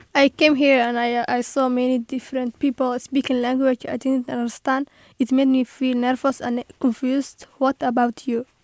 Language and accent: English; Somalia; English is a second language; moved away as an adult; now in United States; I'm from Somalia.